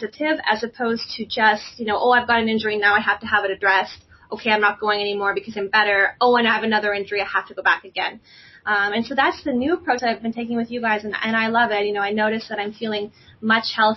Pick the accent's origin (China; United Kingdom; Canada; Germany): Canada; now in United States; I'm originally from Canada